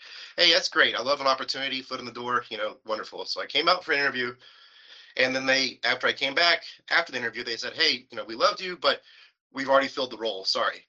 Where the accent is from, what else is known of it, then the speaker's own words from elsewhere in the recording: West Virginia, United States; now in California, United States; Virginia, kind of a country guy, rural raised, same thing with my wife.